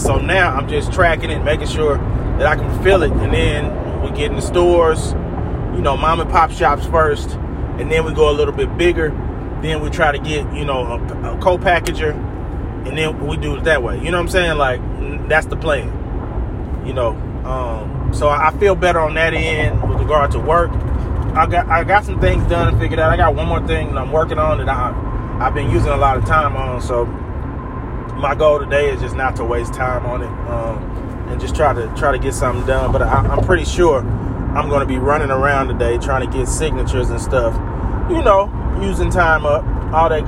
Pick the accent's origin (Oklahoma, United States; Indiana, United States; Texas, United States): Oklahoma, United States; Tulsa; moved away; I'm originally from Tulsa